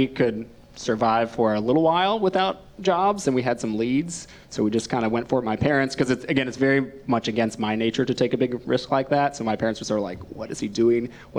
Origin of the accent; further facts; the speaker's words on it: Northern Virginia, United States; moved away as an adult; also born or lived in New York; now in Richmond, United States; I grew up in Northern Virginia, just outside of DC.